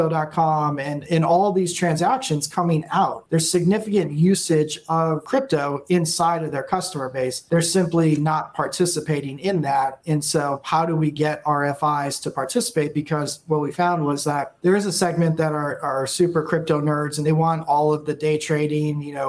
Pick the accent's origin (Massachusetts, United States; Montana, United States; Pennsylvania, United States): Massachusetts, United States; moved away as an adult; now in Austin, United States; originally born and raised in Massachusetts, went to school there, high school, college